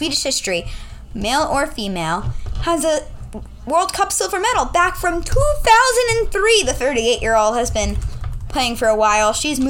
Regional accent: United States; as an American

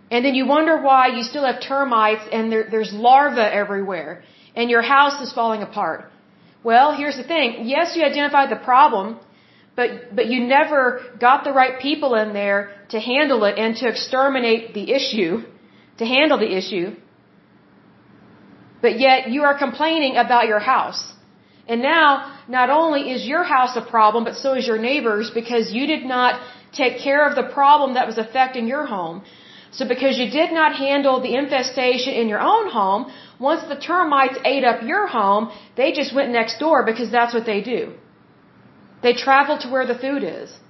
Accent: United States; as American citizens

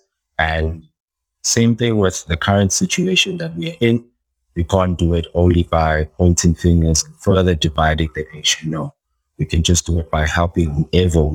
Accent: Gauteng, South Africa; English is a second language; my home state, Gauteng

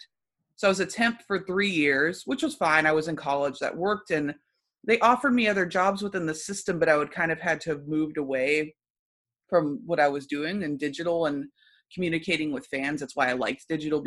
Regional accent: Louisville, Kentucky, United States; I'm from Louisville, Kentucky

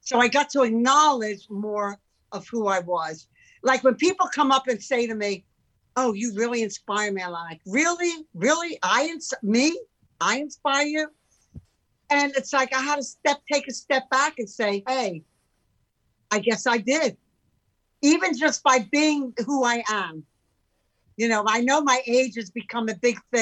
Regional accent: Philadelphia, Pennsylvania, United States; moved away as an adult; also born or lived in San Francisco; now in California, United States; growing up in Philadelphia

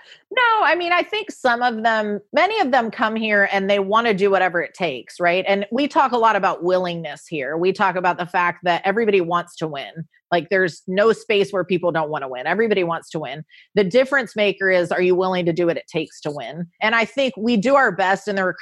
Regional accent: Orange County, California, United States; moved away as an adult; also born or lived in Bradenton, Florida; now in Louisville, United States; Orange County, California, where I grew up

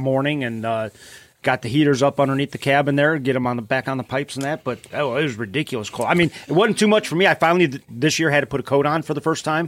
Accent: Cleveland, Ohio, United States; from Cleveland

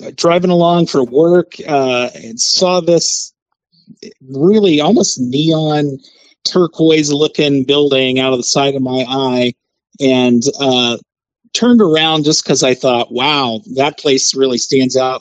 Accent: Kansas City, Missouri, United States; moved away; I'm originally from Kansas City

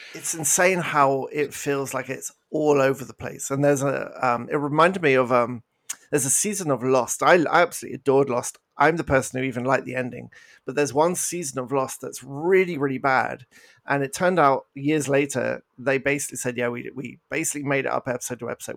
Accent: United Kingdom; accent: British; now in Canada; I'm British, as you may have picked up from my accent

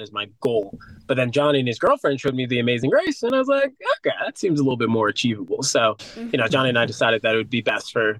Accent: Chicago, Illinois, United States; We're brothers from Chicago

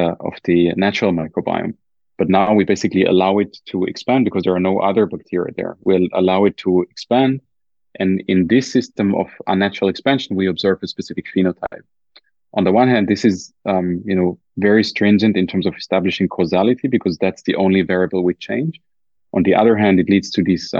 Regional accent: Germany; accent: German; my German accent

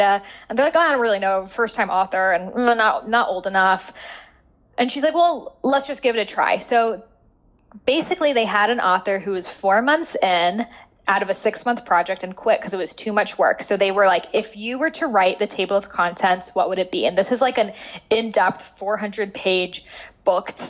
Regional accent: Boston, Massachusetts, United States; I grew up in Boston

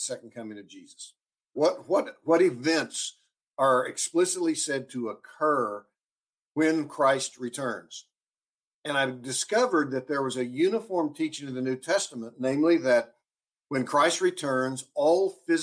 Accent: Oklahoma, United States; also born or lived in Dallas, Texas / Wheaton, Illinois; I was born and raised in Oklahoma

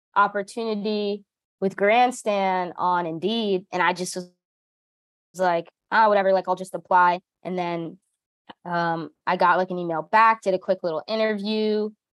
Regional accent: New Jersey, United States; I grew up as a kid um, I grew up in New Jersey

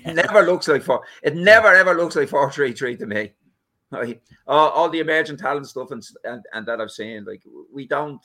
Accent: Ireland; We're Irish

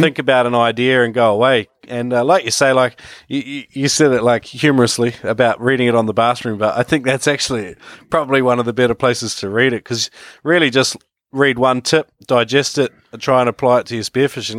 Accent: New Zealand; moved away as an adult; also born or lived in Australia; now in China; I come from New Zealand originally, where, uh, where it all began in the water for me. Uh, yeah, and, uh, moved to Australia in my early twenties

